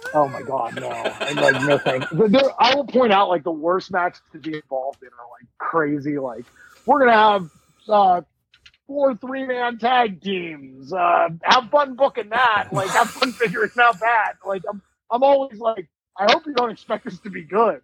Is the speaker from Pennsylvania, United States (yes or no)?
yes; Bucks County, Pennsylvania, United States; born or raised there; also born or lived in Philadelphia; now in Pittsburgh, United States